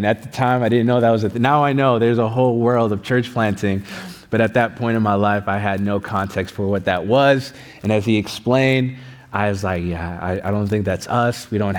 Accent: Saint Paul, Minnesota, United States; raised in the Ethiopian church, Ethiopian Evangelical Church in East St. Paul.

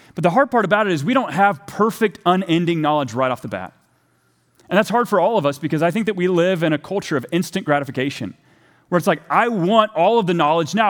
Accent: Texas, United States; moved away; I'm from Texas originally

